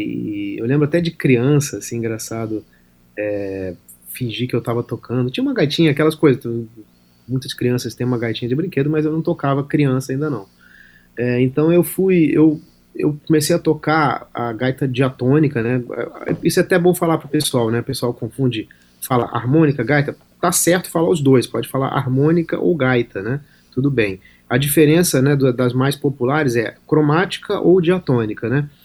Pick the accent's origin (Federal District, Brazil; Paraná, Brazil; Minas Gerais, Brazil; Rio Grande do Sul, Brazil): Federal District, Brazil; Brasília; Sou de Brasília